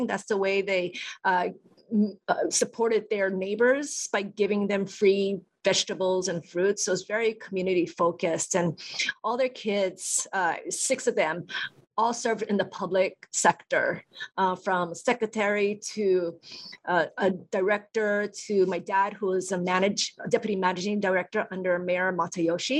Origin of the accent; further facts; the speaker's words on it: Hilo, Hawaii, United States; also born or lived in Tokyo, Japan; my entire life, I was pretty much raised in Hilo, and I went to Hilo Union, Waikia Intermediate, Waikia High School